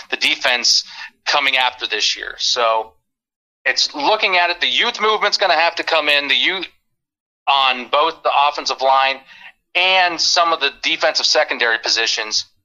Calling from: Detroit, Michigan, United States; Detroit, man.

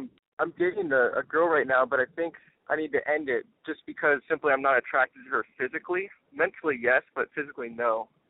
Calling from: Sylmar, California, United States; Calling from, I'm actually in Sylmar, but I'm on the road right now driving back from Ventura.

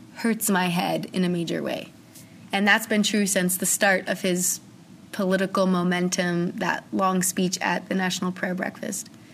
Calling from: Chicago, Illinois, United States; I'm calling you from Chicago

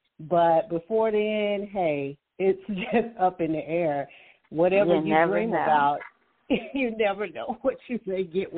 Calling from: Alabama, United States; From Alabama.

